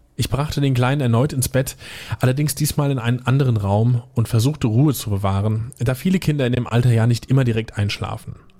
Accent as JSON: {"language": "German", "country": "Germany", "said": "hier bei uns in Deutschland"}